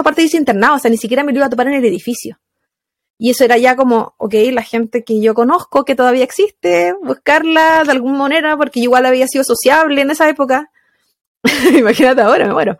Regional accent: Valparaíso, Chile; moved away as an adult; also born or lived in Placilla; now in United States; Yo soy de Valparaíso, Valparaíso, Chile

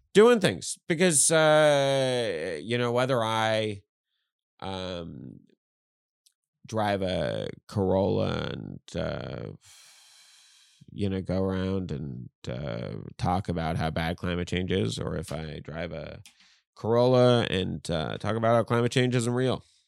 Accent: Newfoundland and Labrador, Canada; moved away; I'm from Newfoundland

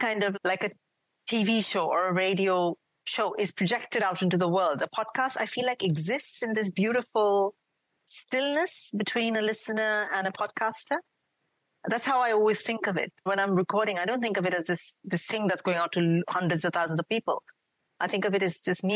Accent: India; accent: a mix of an Indian accent and a British accent; moved away as an adult; now in United Kingdom; I grew up in India. I moved here about, 18, 19 years ago

